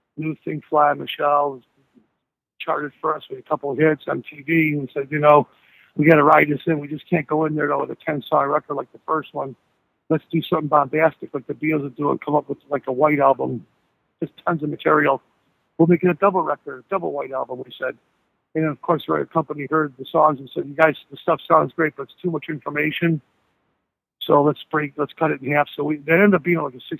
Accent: Blue Island, Illinois, United States; it's my hometown right now. It's where I'm staying, as a matter of fact, now. I'm from the south side of Chicago, Beverly, Blue Island, Cal Park, that whole south side area

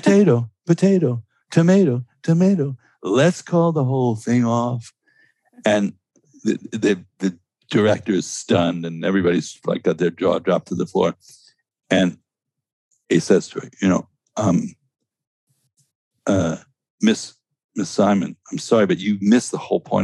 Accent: New York City, New York, United States; I grew up in Stuyvesant Town in New York

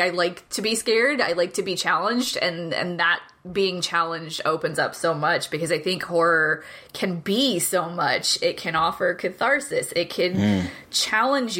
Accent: Illinois, United States; moved away; also born or lived in Texas; I grew up in Illinois until I moved to Texas

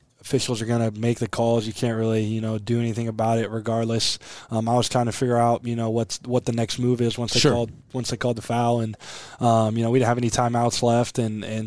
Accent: Aurora, Nebraska, United States; growing up in Aurora, Nebraska

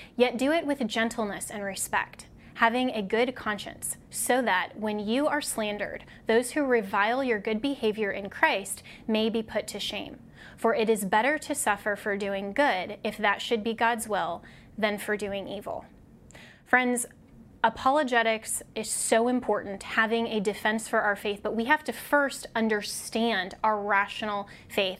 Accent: Colorado, United States; my home state of Colorado

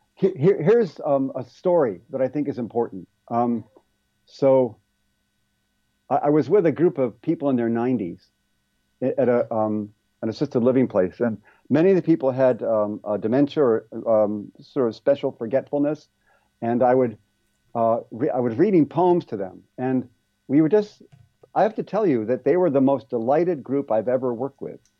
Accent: Ohio, United States; moved away as an adult; also born or lived in California; where I grew up in Ohio

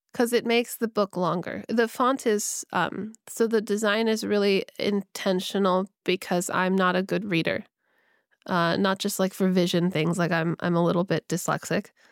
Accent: California, United States; I grew up in California

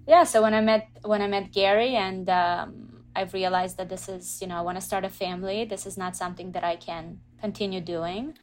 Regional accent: Israel; moved away as an adult; also born or lived in Russia / Canada; now in United States; I grew up in Israel, so from the age of two until nineteen, I was in Israel

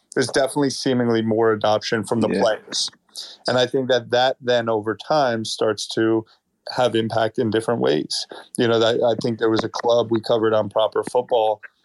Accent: United States; as an American

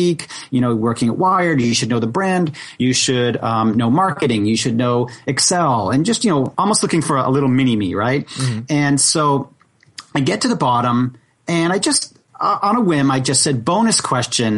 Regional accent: Boston, Massachusetts, United States; I grew up in Boston

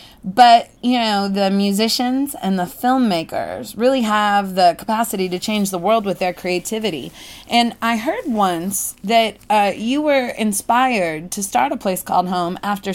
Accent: Seattle, Washington, United States; growing up in Seattle

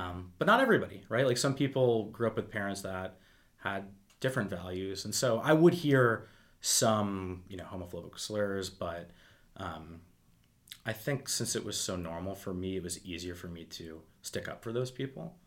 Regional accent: Wendell, Massachusetts, United States; I grew up in a town of 800 people

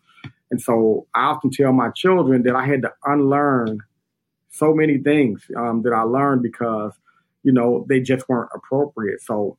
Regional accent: Inglewood, California, United States; the truth of the matter is I was born and I was raised in Inglewood

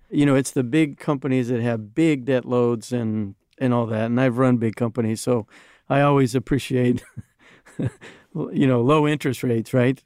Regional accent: United States; as an American

